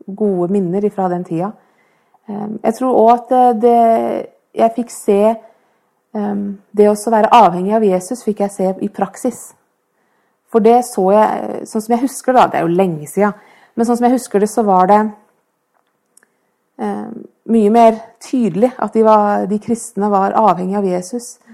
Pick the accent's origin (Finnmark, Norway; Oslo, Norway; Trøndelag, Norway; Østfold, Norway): Oslo, Norway; now in Fredrikstad, Norway